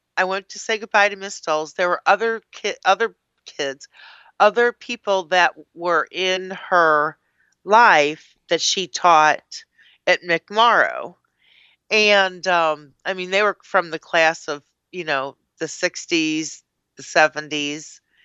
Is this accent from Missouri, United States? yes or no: yes; Clayton, Missouri, United States; I grew up in Clayton.